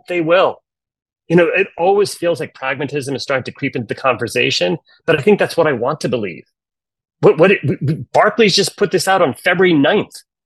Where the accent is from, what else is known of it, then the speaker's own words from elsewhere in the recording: United States; I'm American